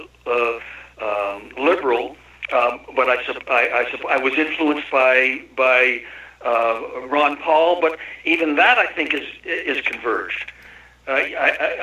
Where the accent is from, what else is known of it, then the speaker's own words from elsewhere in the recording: Canada; moved away as an adult; now in United States; I'm a Canuck. I'm from the deep south of the Great North